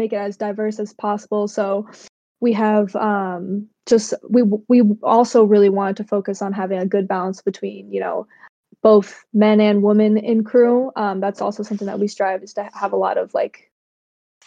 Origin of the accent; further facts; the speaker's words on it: Massachusetts, United States; also born or lived in Cambodia; I am adopted from Cambodia, and I live right now in Massachusetts in the United States. And I've been living here for 21, almost 22 years now